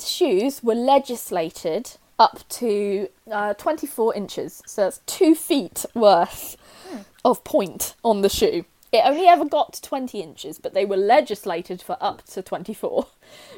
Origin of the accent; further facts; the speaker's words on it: Cornwall, South West England, United Kingdom; I'm Cornish